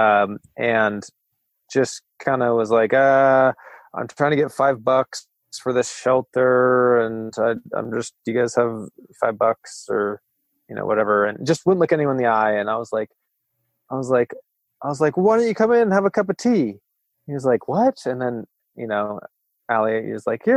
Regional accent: Friday Harbor, Washington, United States; moved away as an adult; also born or lived in Arcata, California / Eureka, California; my hometown in Friday Harbor, Washington

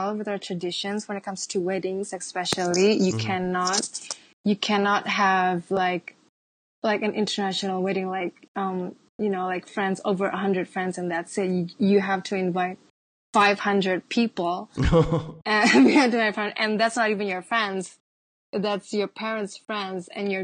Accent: Java, Indonesia; I am from Java.

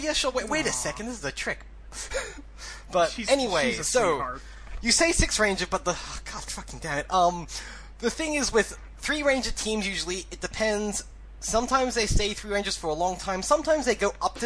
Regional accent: Australia; Australian toku correspondent

